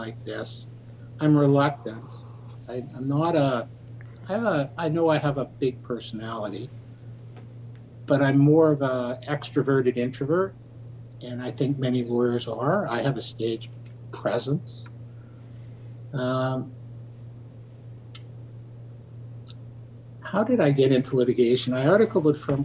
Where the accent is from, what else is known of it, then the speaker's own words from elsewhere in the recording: Winnipeg, Manitoba, Canada; moved away as an adult; now in Toronto, Canada; I grew up in Winnipeg. I was born and raised there. I moved to Toronto in 1976 to go to law school